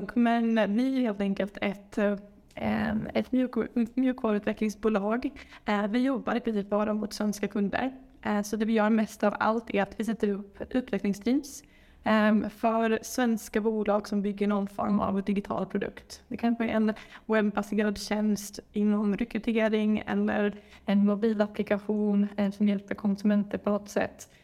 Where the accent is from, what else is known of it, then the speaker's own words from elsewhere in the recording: Sweden; moved away as an adult; now in Colombo, Sri Lanka; jobbade jag på Microsoft hemma i Sverige